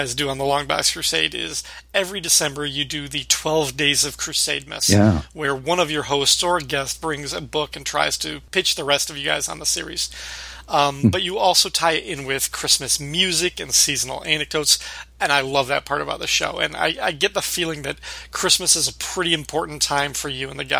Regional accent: Illinois, United States; growing up in Illinois, just a little bit to the south of you

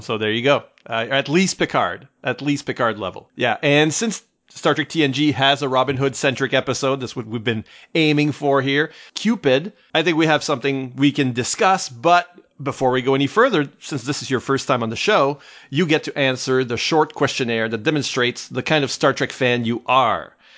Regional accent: Canada; I'm Canadian too

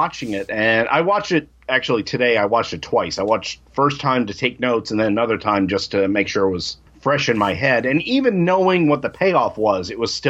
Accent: Jersey Shore, New Jersey, United States; Where I grew up on the Jersey Shore, we were pretty much equidistant from Philadelphia and New York City.

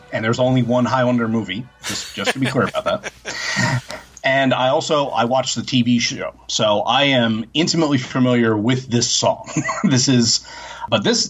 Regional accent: New Jersey, United States; I'm from New Jersey. And if you're in New Jersey, you hear two things a lot

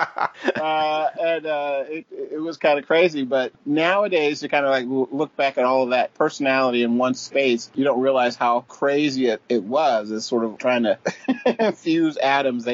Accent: Atlanta, Georgia, United States; I was from Atlanta

